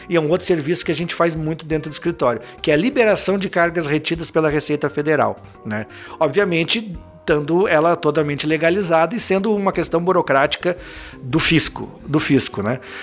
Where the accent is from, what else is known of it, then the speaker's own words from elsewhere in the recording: Lages, Santa Catarina, Brazil; moved away as an adult; now in Joinville, Brazil; eu sou natural de Lages, né? Uma cidade do interior do estado.